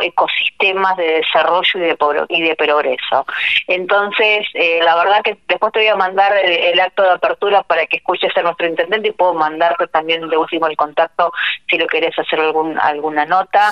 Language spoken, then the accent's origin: Spanish; Argentina; moved away; en mi pueblo, así que para mí es donde nací, volver a mi tierra